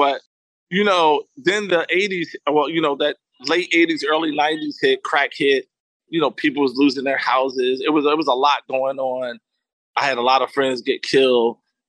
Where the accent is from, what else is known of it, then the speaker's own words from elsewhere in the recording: New York City, New York, United States; also born or lived in Florida; my mom is from Harlem. I was born in Harlem, New York, and I'm really, you know, a Harlem kid, born and bred. However, my mom moved to Florida.